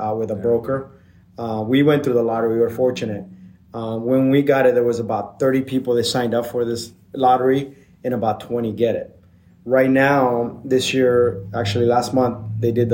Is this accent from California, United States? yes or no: yes; Blythe, California, United States; also born or lived in Seattle; I grew up in Blythe, California, which is a desert over by the Arizona border, by the river.